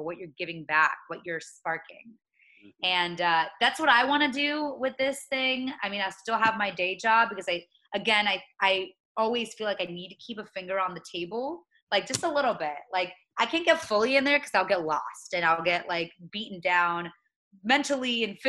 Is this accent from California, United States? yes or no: no; Mulberry, Florida, United States; moved away as an adult; now in Washington, D.C., United States; I personally am trying to go back actually to my hometown in Mulberry in Polk County.